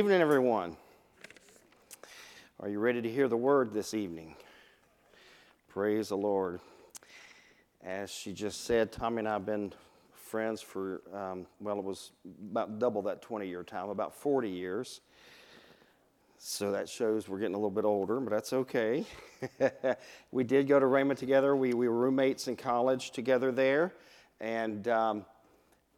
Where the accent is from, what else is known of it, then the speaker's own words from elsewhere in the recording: Vinton, Virginia, United States; I grew up right here in Vinton, went to William Byrd High School